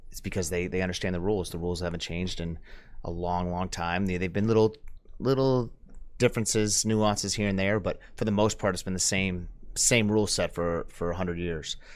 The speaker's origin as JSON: {"language": "English", "town": "Tarpon Springs", "region": "Florida", "country": "United States", "tie": "born or raised there", "moved": "yes", "said": "I grew up, I'm from Tarpon, Florida."}